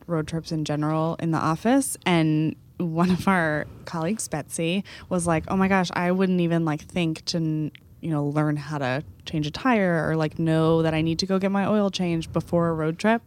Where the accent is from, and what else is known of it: Texas, United States